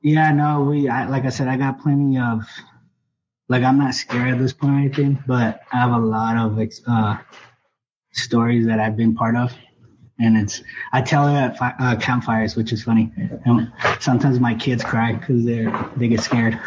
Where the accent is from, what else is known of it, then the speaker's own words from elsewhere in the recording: Mexico; moved away; I'm originally from Mexico.